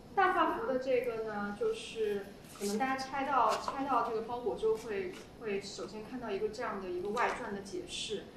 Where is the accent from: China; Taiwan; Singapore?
China; the North, northern China; 我是北方人